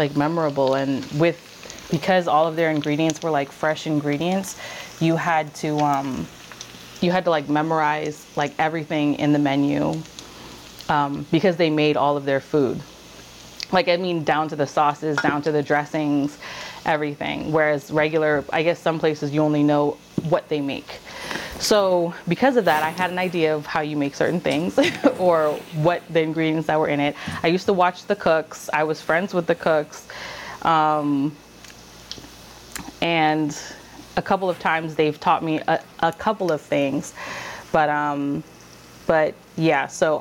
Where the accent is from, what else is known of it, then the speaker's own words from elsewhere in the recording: Virginia, United States; moved away; also born or lived in New York; I was born in Virginia or in the DMV area.